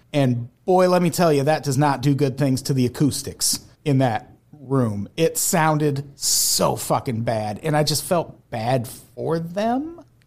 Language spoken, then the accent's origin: English; Peoria, Illinois, United States; also born or lived in Santa Monica / Burbank; now in Los Angeles, United States; I grew up in Peoria